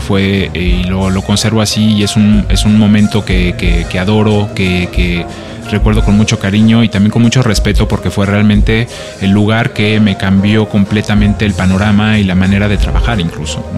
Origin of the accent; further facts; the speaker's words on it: Mexico; moved away as an adult; also born or lived in France / Barcelona, Spain; soy mexicano, pero vengo de Francia